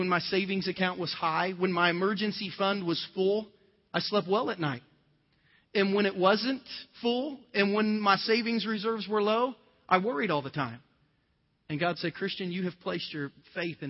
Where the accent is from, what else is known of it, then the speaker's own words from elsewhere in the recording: southern Ohio, United States; moved away as an adult; my little poor town in southern Ohio